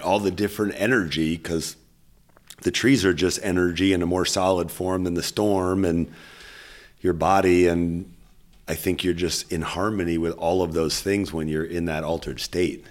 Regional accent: Berkeley, California, United States; growing up in Berkeley with hippie mom

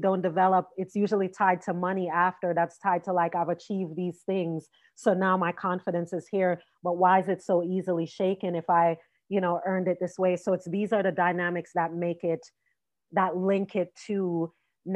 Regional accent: Jamaica; I'm Jamaican

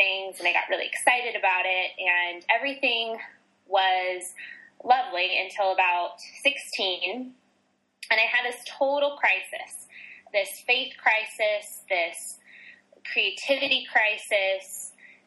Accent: Las Vegas, Nevada, United States; born and raised in Las Vegas, Nevada, in the hot desert in the west coast of America

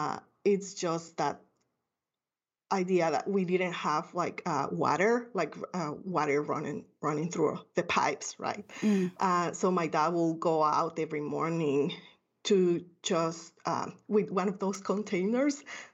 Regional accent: Guatemala City, Guatemala Department, Guatemala; I grew up in Guatemala City, a third world country.

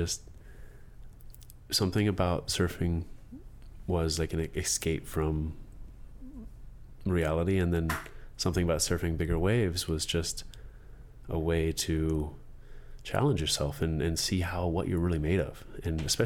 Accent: Hermosa Beach, California, United States; I grew up in Hermosa Beach

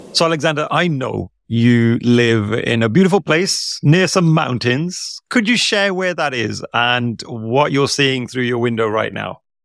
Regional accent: India; as an Indian person

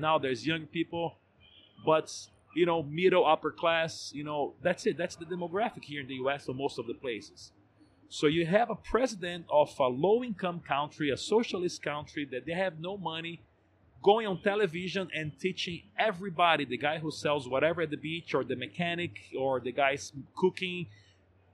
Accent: Brazil; I'm from Brazil, I'm in Brazil, I work in Brazil, I pay my tax in Brazil

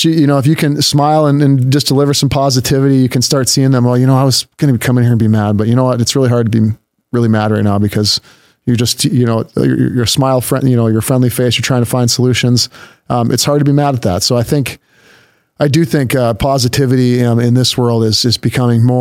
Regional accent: Minnesota, United States; now in Grand Forks, United States; I grew up in Minnesota, kind of in the north suburbs, a couple different suburbs there

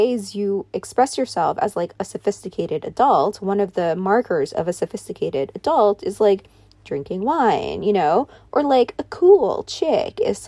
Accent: New York, United States; I grew up in New York

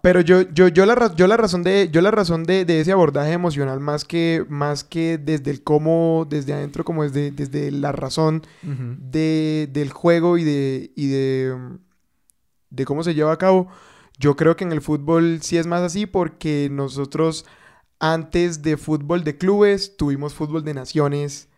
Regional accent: Bogotá, Colombia; los rolos

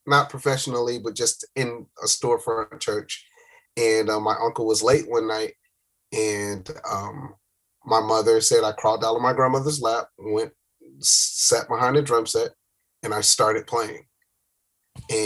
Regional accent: Miami, Florida, United States; moved away as an adult; now in Atlanta, United States; Miami. Born and raised in Miami, Florida.

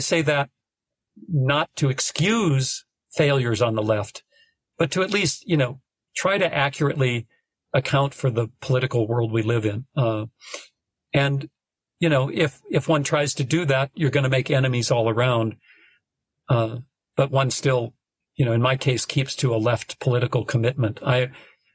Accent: North Dakota, United States; now in Austin, United States; I'm from North Dakota

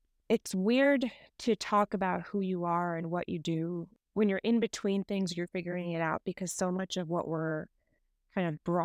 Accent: Dubai, United Arab Emirates; also born or lived in India / New York; Originally, I'm from India. My family's from India, but I grew up between Dubai and New York, which are two very, very different places.

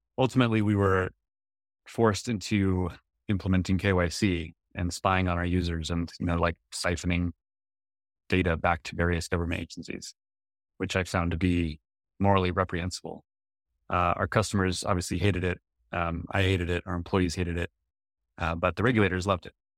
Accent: United States; I'm an American citizen

